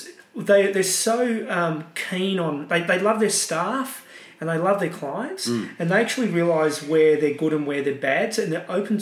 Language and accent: English; Australia; I'm Australian